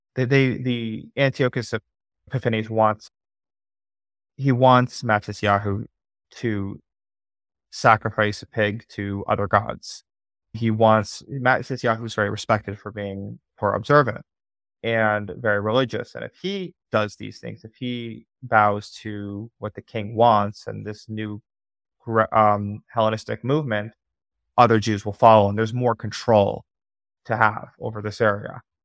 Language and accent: English; New Jersey, United States; moved away; also born or lived in Israel; I'm from Jersey, so I was commuting, like, three hours there and back